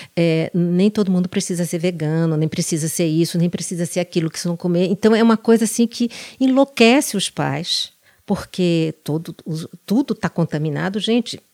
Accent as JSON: {"language": "Portuguese", "town": "Salvador", "region": "Bahia", "country": "Brazil", "tie": "born or raised there", "moved": "as an adult", "lives_now": "São Paulo, Brazil", "said": "eu depois saí da minha cidade natal, que é Salvador"}